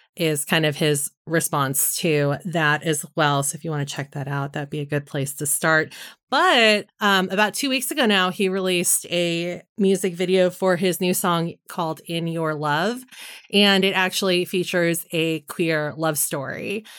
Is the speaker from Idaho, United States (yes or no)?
no; San Francisco, California, United States; San Francisco, which is, you know, my hometown